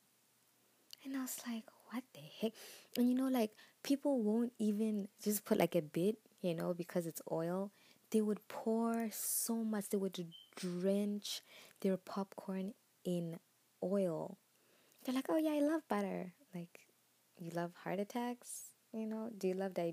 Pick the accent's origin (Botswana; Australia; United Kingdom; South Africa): Botswana; now in Zambia; I am a Zambian. I was born and raised in Botswana